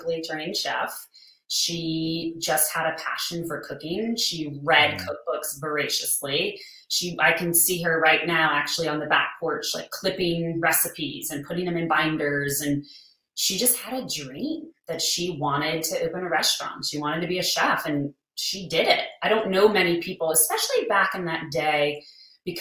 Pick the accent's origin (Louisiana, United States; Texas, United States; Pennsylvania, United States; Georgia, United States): Louisiana, United States; New Orleans; moved away; also born or lived in San Antonio; my family, we grew up in New Orleans, right, smack in the city